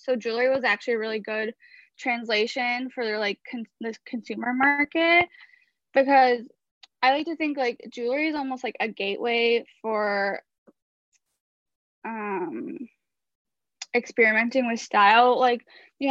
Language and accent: English; Chicago, Illinois, United States; now in Brooklyn, United States; So I grew up in Chicago in an Israeli-American family.